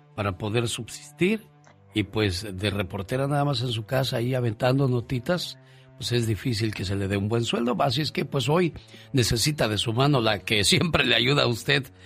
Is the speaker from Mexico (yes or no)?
yes; Mexico; nosotros los mexicanos, digo nosotros, pues porque somos mexicanos